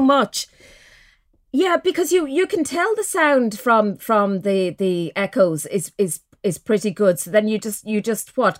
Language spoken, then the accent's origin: English; Mullingar, Leinster, Ireland; growing up in Mullingar